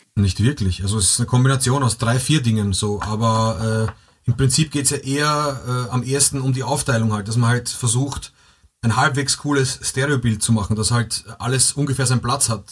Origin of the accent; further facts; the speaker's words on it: Vienna, Austria; bei uns in Wien